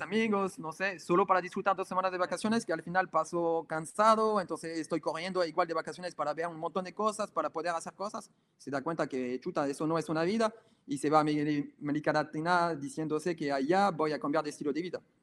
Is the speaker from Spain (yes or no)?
no; France; Spanish is a second language; moved away as an adult; also born or lived in Nicaragua / Ecuador; nosotros somos franceses